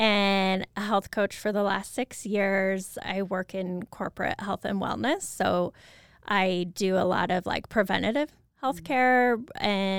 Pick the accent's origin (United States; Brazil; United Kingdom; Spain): United States; Moscow, Idaho; Yes, so I grew up in Moscow.